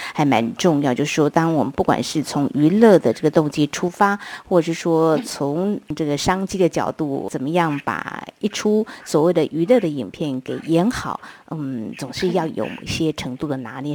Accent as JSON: {"language": "Chinese", "country": "Taiwan", "tie": "born or raised there", "first_language": "Taiwanese Hokkien", "said": "我是在讲台语的家庭中长大"}